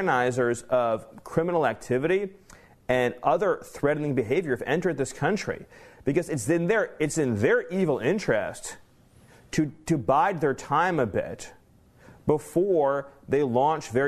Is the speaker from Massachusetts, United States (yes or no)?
no; Southern California, United States; I grew up in Southern California.